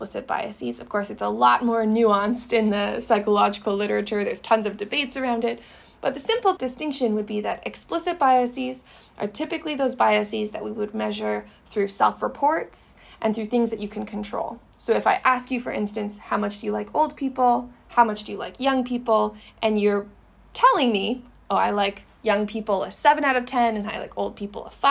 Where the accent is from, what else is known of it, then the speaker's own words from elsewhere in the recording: Canada; I'm Canadian